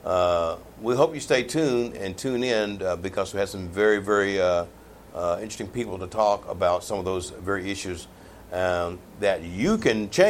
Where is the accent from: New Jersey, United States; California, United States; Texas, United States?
Texas, United States; East; I'm from the East Texas area